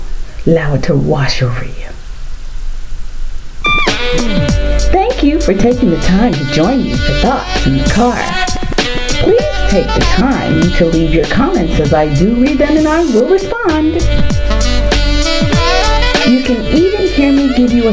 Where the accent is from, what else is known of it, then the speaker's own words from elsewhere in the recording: United States; I'm an American woman